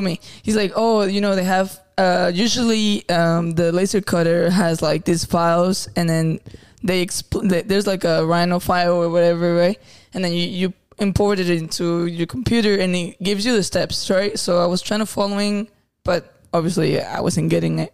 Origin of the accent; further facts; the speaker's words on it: Zacatecas, Mexico; moved away; I'm from Zacatecas